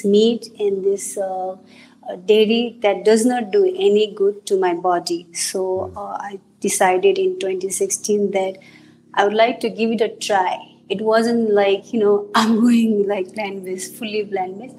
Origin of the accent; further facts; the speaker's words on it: Nepal; moved away as an adult; now in United States; The ethnicity I am from Nepal, we eat a lot of meat